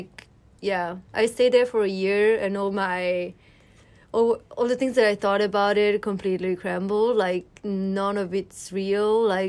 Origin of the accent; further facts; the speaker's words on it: Milan, Lombardy, Italy; Yes, I am.